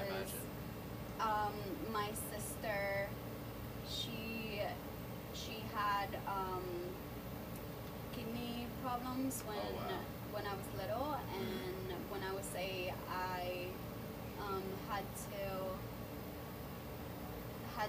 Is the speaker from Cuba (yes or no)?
yes; Cuba; English is a second language; now in United States; I'm from Cuba